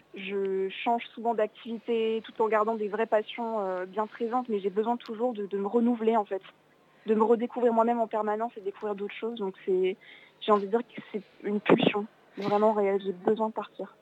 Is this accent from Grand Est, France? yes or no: yes; Alsace, Grand Est, France; moved away; je viens, d'Alsace à la base